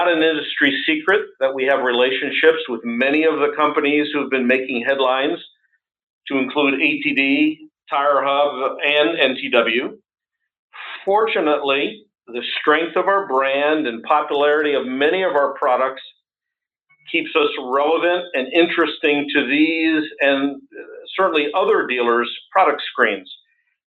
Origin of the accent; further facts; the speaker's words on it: United States; being in this role as an American